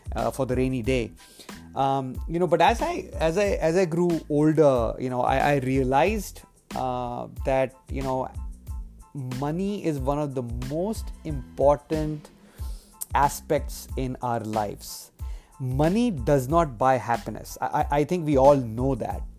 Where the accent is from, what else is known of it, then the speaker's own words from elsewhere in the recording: India; in my childhood, uh, while growing up in India